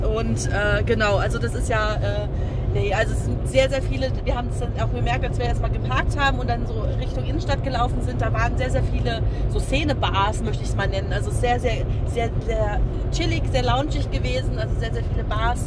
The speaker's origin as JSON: {"language": "German", "country": "Germany", "said": "bei uns in Deutschland"}